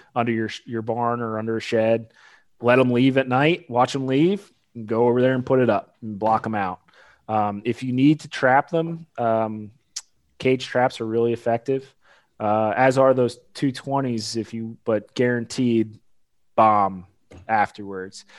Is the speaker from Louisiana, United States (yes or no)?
no; Pennsylvania, United States; moved away as an adult; also born or lived in Illinois / Delaware; now in Kentucky, United States; I'm originally from Pennsylvania.